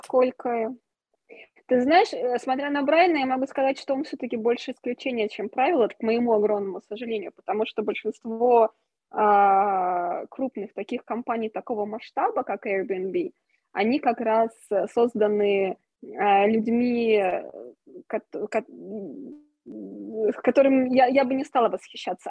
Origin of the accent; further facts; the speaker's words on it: Russia; moved away as an adult; also born or lived in Moscow; когда я уезжала из России, когда у меня был момент такой, я поняла, что окей, мне нужно уехать из России все-таки